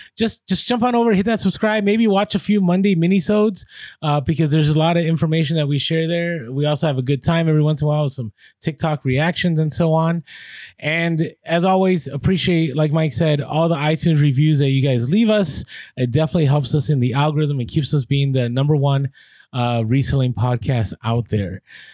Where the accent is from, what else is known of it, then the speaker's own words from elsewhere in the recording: Vancouver, British Columbia, Canada; So we're from Vancouver, Canada, but we're recently on a road trip down the West Coast.